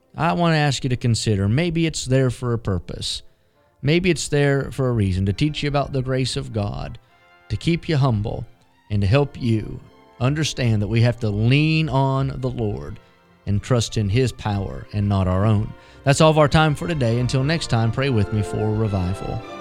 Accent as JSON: {"language": "English", "region": "West Virginia", "country": "United States", "tie": "born or raised there", "said": "Growing up in West Virginia"}